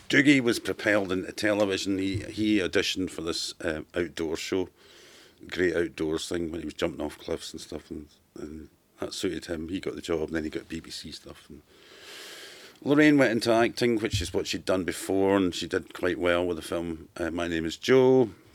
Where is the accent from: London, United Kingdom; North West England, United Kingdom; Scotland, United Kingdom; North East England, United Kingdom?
Scotland, United Kingdom; Glasgow; from Glasgow